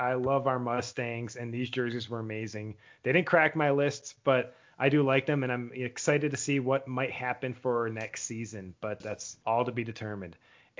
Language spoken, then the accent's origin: English; Buffalo, New York, United States; I'm from Buffalo.